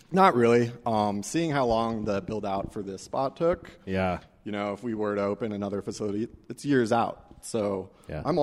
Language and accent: English; Denver, Colorado, United States; You know, I'm from Denver, so it's important to me that we.